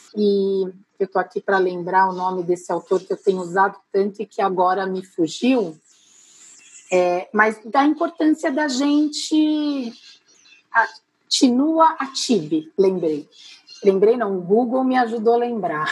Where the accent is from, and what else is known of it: Brazil